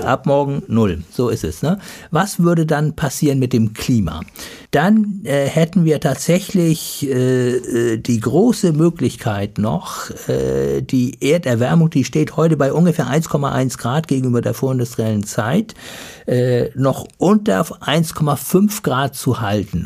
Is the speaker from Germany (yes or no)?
yes; Germany; Wir als Deutsche